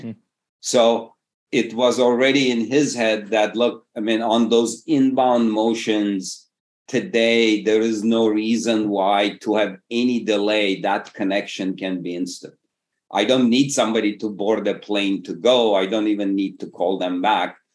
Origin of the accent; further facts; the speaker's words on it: Istanbul, Turkey; moved away as an adult; also born or lived in Massachusetts, United States / Berkeley, California, United States; Originally, I come from Istanbul, Turkey, did an undergrad at MIT, PhD at Berkeley.